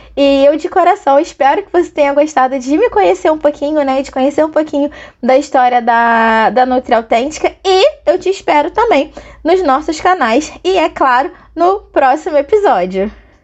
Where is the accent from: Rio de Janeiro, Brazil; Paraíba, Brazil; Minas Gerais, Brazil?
Rio de Janeiro, Brazil; Angra dos Reis; also born or lived in Niterói; eu nasci no Rio e com os três aninhos de idade me mudei para Angra dos Reis, Costa Verde do Rio de Janeiro. E todas as minhas melhores e maiores lembranças são de lá